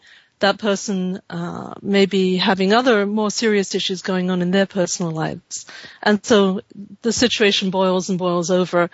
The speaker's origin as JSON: {"language": "English", "region": "London", "country": "United Kingdom", "tie": "born or raised there", "moved": "yes", "lives_now": "California, United States", "said": "I was born in London and have lived here, though, for over 30 years now"}